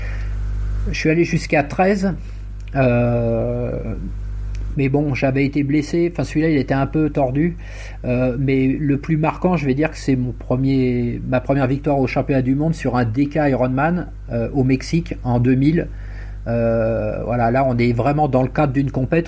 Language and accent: French; Essonne, Île-de-France, France; je suis de, je suis originaire de l'Essonne